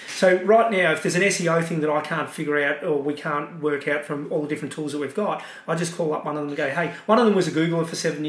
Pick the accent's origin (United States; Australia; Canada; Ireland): Australia; You know, and I don't like to say it, I'm Australian, but you've got to do deals.